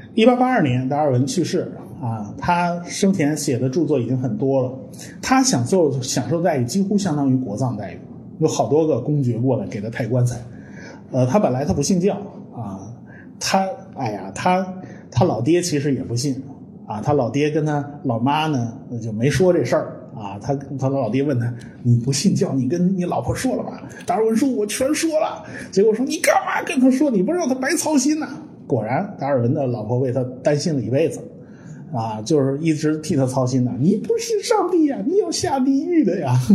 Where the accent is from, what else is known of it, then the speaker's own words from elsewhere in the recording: China; 其实我们中国人都懂